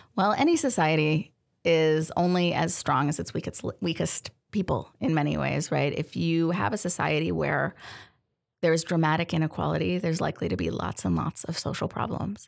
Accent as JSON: {"language": "English", "town": "Denver", "region": "Colorado", "country": "United States", "also_born_or_lived": "Detroit", "moved": "as an adult", "lives_now": "Tacoma, United States", "said": "I'm from from Denver"}